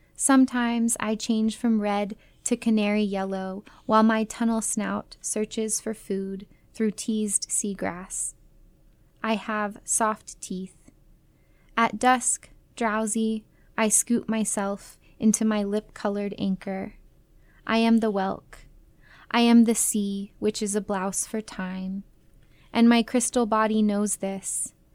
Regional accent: Las Vegas, Nevada, United States; also born or lived in Atlanta, Georgia, United States; I moved from Las Vegas or from Atlanta to Las Vegas when I was nine

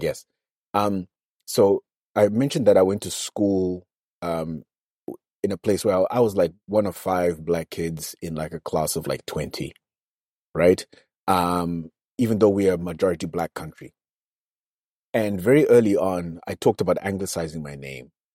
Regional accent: Zimbabwe; accent: nasal accent (Nose Brigade); I was in my home country

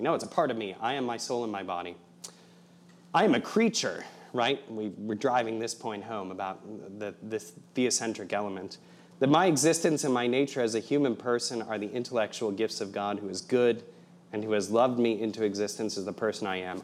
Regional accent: Fort Wayne, Indiana, United States; moved away as an adult; also born or lived in Providence, Rhode Island; I'm from Indiana originally.

